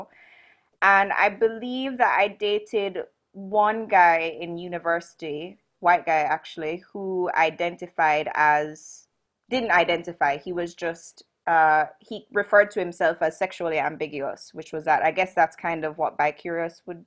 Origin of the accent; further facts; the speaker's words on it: Jamaica; I grew up in Jamaica, which is very homophobic